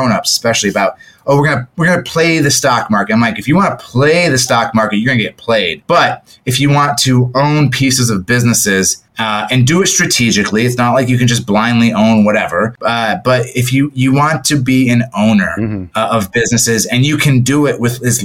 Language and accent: English; Toledo, Ohio, United States; moved away as an adult; also born or lived in San Francisco Bay Area; I'm from Toledo, Ohio, and they're the two high schools, the one that I went